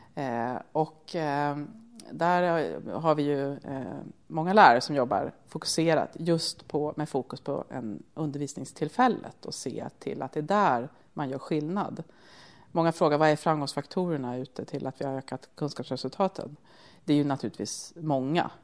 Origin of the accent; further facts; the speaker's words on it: Södertälje, Stockholm County, Sweden; är ju född och uppvuxen i Södertälje